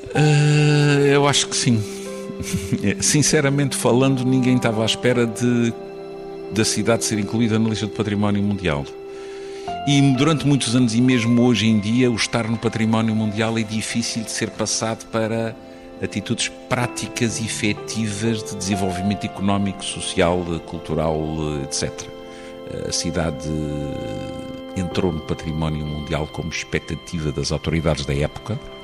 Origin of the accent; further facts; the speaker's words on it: Angra do Heroísmo, Azores, Portugal; num quarteirão perto do lugar onde eu nasci